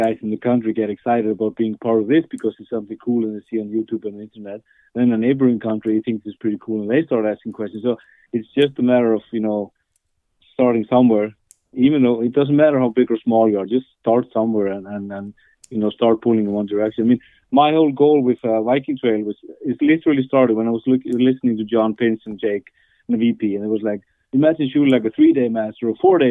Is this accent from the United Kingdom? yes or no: no; Iceland; now in Norway; I'm from Iceland